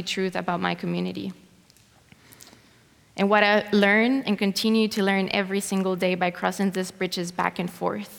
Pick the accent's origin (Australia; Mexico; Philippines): Mexico; Ciudad Juarez, Chihuahua; also born or lived in El Paso, Texas; I was born in El Paso, but I was raised in Ciudad Juarez by my mom and my grandmother